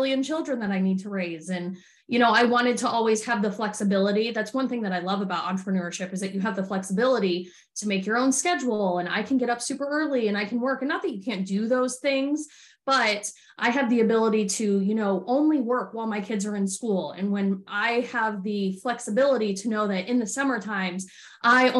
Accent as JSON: {"language": "English", "region": "Arizona", "country": "United States", "said": "I'm from Arizona originally"}